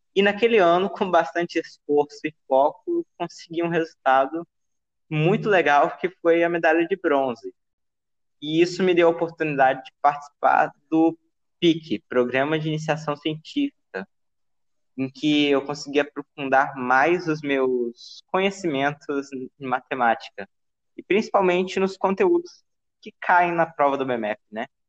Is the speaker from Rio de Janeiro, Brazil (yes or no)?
no; Palmas, Tocantins, Brazil; nasci em Palmas e sempre morei aqui com os meus pais